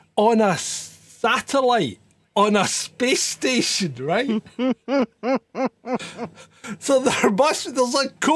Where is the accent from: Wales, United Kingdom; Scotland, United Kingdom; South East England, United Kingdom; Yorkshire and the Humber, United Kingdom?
Scotland, United Kingdom; I'm Scottish. I say but at the end of sentences sometimes.